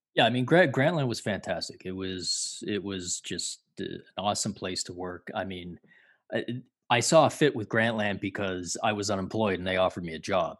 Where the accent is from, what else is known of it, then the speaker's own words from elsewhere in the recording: Toronto, Ontario, Canada; I grew up in Toronto, in the eighties and early nineties